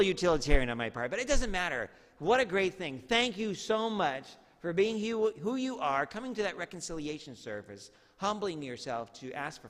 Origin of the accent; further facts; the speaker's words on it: Medford, Oregon, United States; also born or lived in Tualatin-Tigard area, Oregon; when I moved from Medford to the Tualatin-Tigard area, I went to Tualatin Junior High